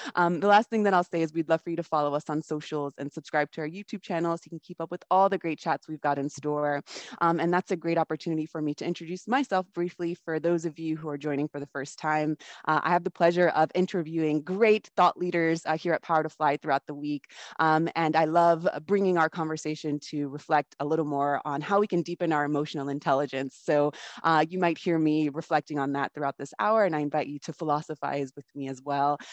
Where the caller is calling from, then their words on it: Patagonia, Argentina; I'm calling from Patagonia in Argentina